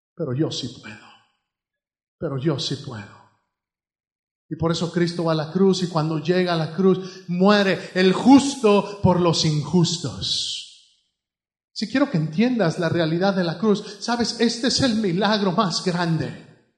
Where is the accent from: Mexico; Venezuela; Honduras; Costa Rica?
Mexico; now in United States; Allá en México, pues todo era en el fregadero